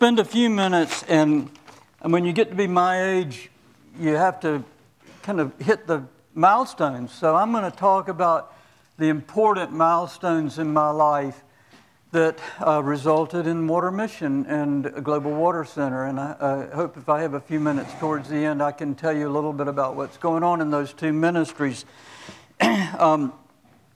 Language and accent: English; Central Florida, United States; moved away as an adult; also born or lived in New Jersey; I grew up in the Episcopal Church in a little town in Central Florida